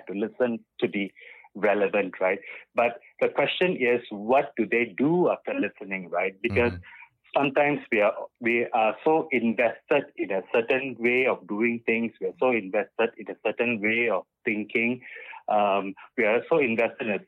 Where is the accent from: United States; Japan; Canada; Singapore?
Singapore; also born or lived in Bukit Batok; In my younger days, I grew up, when I was in secondary school, I grew up in Clementi Avenue 2